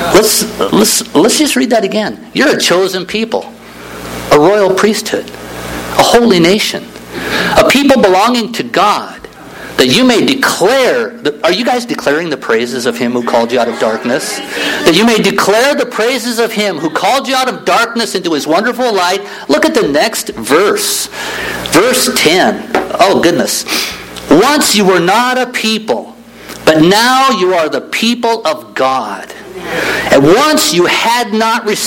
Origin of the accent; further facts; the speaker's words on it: Midwest, United States; I grew up in the Midwest.